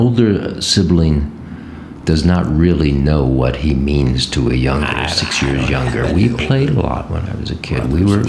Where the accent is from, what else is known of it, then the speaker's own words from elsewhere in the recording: Ohio, United States; moved away as an adult; also born or lived in New York; I took off from Ohio.